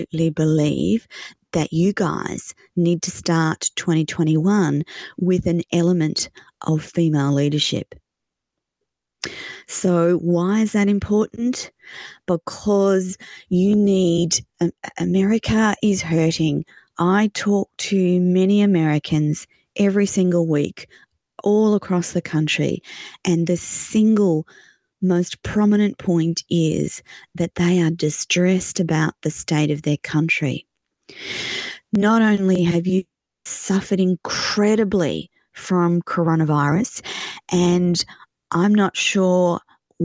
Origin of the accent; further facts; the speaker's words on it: Australia; I'm an Australian